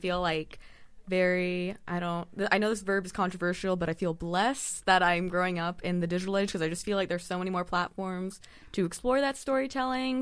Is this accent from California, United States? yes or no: yes; San Diego, California, United States; born or raised there; also born or lived in Saint Louis, Missouri / Claremont, California